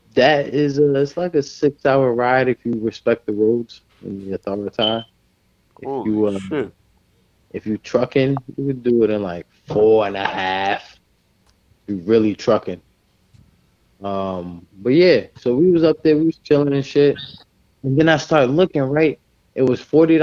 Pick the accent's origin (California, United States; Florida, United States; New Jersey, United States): New Jersey, United States; I'm from New Jersey, like the New York area, we're hard-nosed